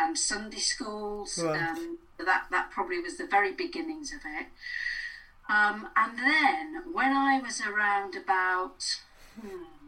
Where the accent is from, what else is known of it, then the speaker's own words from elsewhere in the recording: Blackpool, North West England, United Kingdom; I grew up in Blackpool